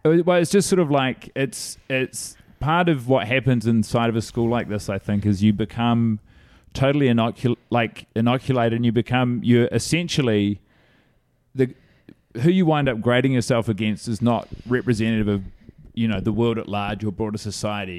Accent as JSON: {"language": "English", "town": "Christchurch", "region": "Canterbury", "country": "New Zealand", "tie": "born or raised there", "moved": "as an adult", "lives_now": "New York, United States", "said": "I grew up in Christchurch, New Zealand"}